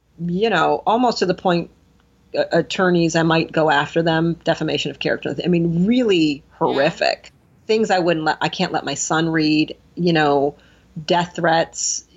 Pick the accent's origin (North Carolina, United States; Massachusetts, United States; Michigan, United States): Michigan, United States; Detroit; I'm from Detroit.